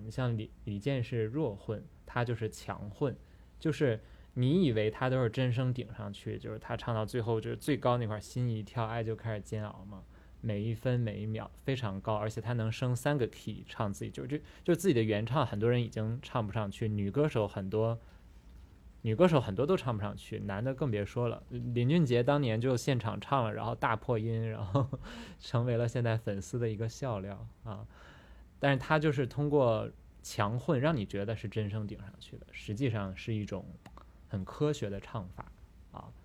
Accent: Northeast China, China; 我们东北人市井生活

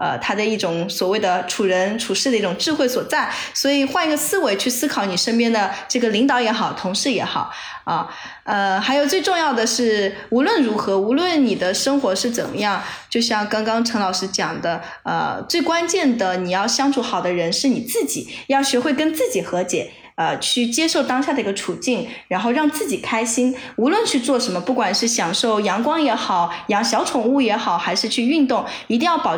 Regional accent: Chengdu, Sichuan, China; 我也是成都人。OK，我在成都读的大学，好不好？真的。

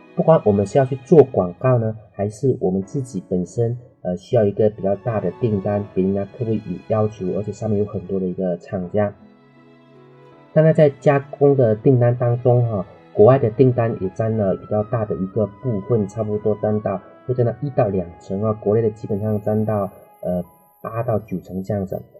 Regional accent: Dehua, Fujian, China; moved away; 在我老家德化一次陶瓷的产业带， 老家有很多人都是在卖陶瓷的

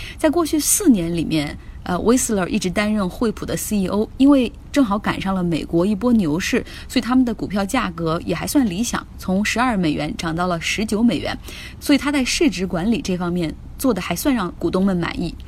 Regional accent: China; 那我们中国人如果用水果来比喻，大家觉得什么更好

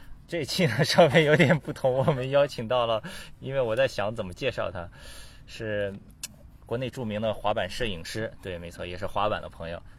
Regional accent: Qingdao, Shandong, China; 因为我是青岛人

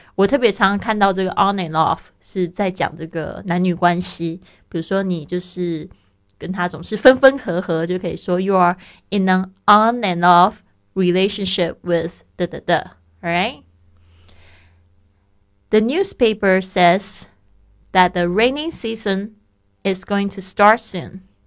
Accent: Taipei, Taiwan; now in Barcelona, Spain; 我的老家，那台北也是非常喜欢下雨的一个地方

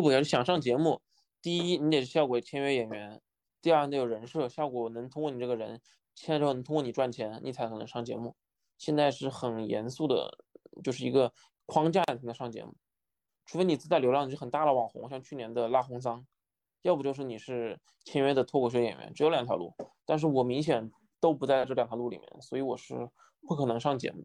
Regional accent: Wuhan, Hubei, China; moved away; also born or lived in Nanjing; 寒假之后回到武汉，因为我是武汉人嘛，又回武汉

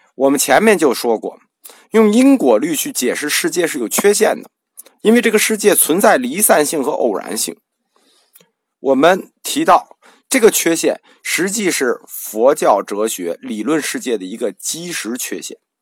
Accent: China

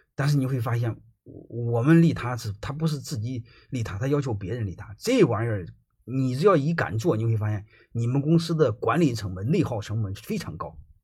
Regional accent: China; 我们中国人百分之九十九的人学稻盛和夫

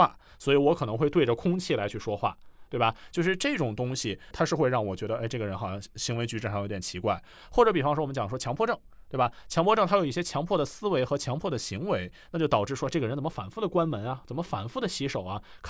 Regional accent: Beijing, China; 因为我是北京人嘛，

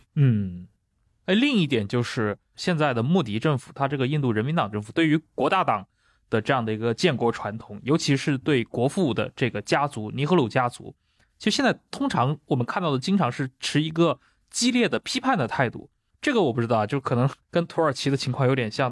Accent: China; 作为中国人的话

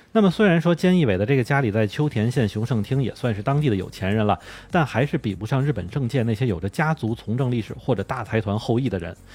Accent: China; now in Tokyo, Japan; 作为中国人来说

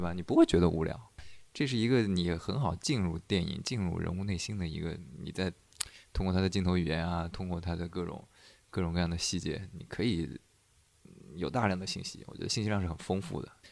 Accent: China; 我们中国人

